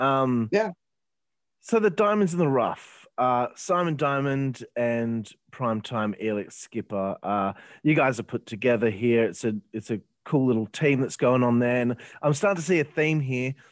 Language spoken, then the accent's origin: English; Australia; I'm from Australia